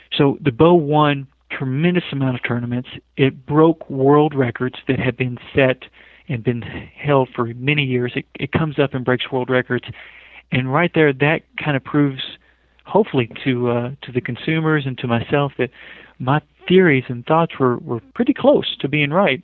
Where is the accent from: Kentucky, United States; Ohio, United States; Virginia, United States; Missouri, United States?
Kentucky, United States; western; moved away as an adult; now in Salt Lake City, United States; I grew up in Kentucky, small town